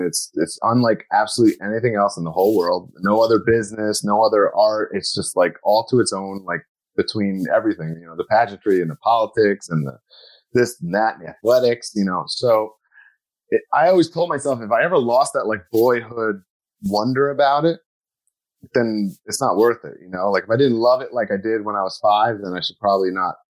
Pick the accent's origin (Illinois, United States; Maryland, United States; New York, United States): New York, United States; Glen Cove; now in Queens, United States; my hometown, Glen Cove